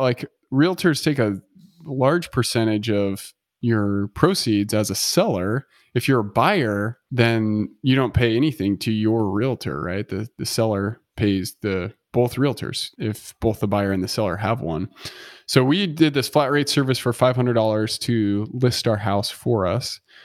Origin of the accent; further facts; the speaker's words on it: United States; as an American